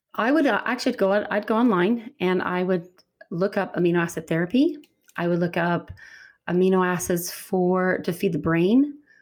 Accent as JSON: {"language": "English", "region": "Utah", "country": "United States", "said": "I'm from Utah"}